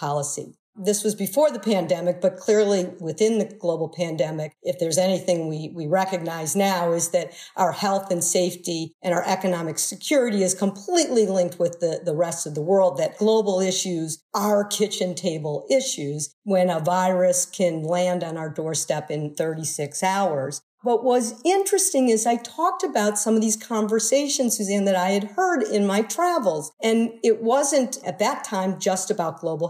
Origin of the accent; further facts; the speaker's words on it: Midwest, United States; I grew up in the Midwest